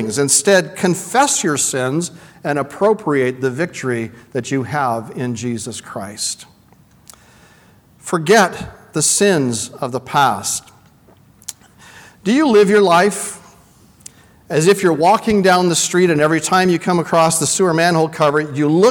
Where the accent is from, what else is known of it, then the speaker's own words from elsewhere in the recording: Vancouver, British Columbia, Canada; I come from Vancouver